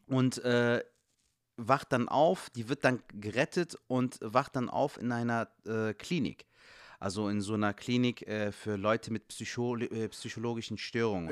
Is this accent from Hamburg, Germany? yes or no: no; Cologne, North Rhine-Westphalia, Germany; als Kölsche Jungen dann noch in Köln